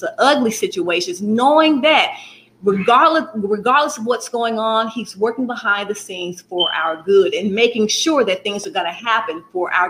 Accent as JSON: {"language": "English", "town": "Birmingham", "region": "Alabama", "country": "United States", "tie": "born or raised there", "said": "I'm in Birmingham, Alabama, born and raised Birmingham, Alabama"}